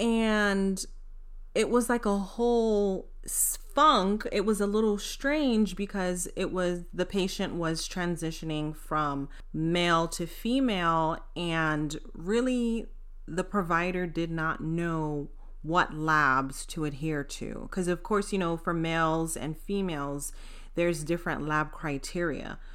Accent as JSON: {"language": "English", "country": "United States", "tie": "born or raised there", "said": "growing up in the United States"}